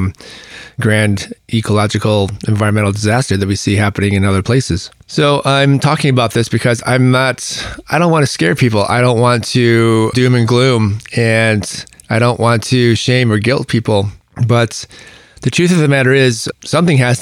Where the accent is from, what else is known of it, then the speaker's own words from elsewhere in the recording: United States; what defines us, you know, particularly in this country as American